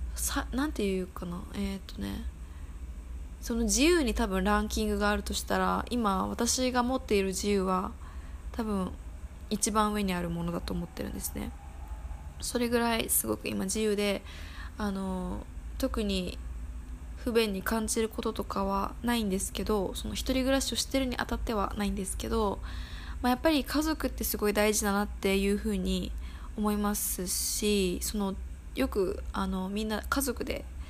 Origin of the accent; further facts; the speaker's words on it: Tokyo, Japan; 私は東京都出身なので、まあ、東側ですね関東エリアにいまして